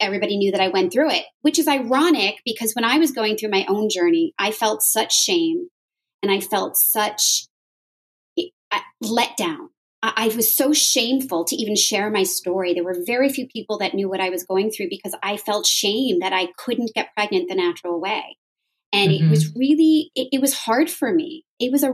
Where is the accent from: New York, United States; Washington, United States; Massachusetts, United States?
New York, United States; Westchester; now in the South, United States; I was born and bred in New York. I grew up in Westchester